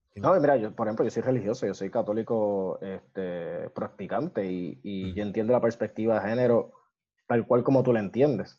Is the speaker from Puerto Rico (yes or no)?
yes; Puerto Rico